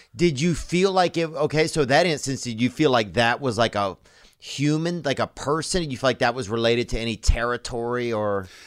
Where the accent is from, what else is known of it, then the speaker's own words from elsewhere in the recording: Louisiana, United States; I'm from Louisiana